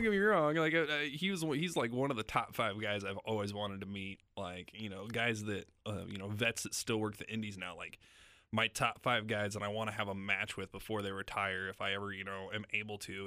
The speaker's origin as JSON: {"language": "English", "town": "Lincoln", "region": "Nebraska", "country": "United States", "tie": "born or raised there", "also_born_or_lived": "Salina, Kansas", "moved": "as an adult", "lives_now": "Kansas City, United States", "said": "I was born outside of Lincoln, New York, but I, I grew up in Lincoln"}